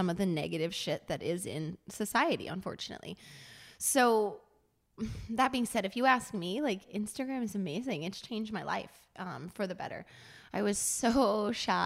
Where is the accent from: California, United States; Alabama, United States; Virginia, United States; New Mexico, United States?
New Mexico, United States; moved away as an adult; now in San Diego, United States; I'm from New Mexico.